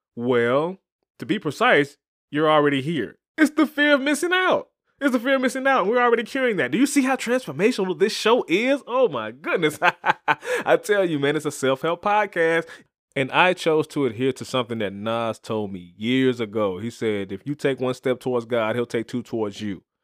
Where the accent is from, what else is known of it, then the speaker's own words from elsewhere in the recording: Chattanooga, Tennessee, United States; my hometown of Chattanooga, Tennessee